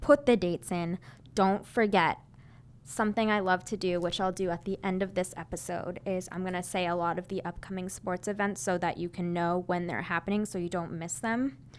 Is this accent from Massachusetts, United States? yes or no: yes; Massachusetts, United States; So I grew up 25 minutes outside of Boston. It's in a town right near, if you know where Framingham is, you'll probably know where my town is.